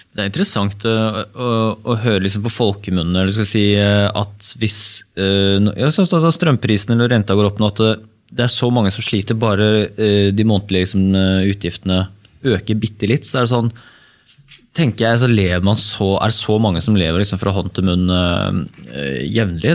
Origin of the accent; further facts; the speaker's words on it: Bærum, Akershus, Norway; jeg er oppvokst her i Bærum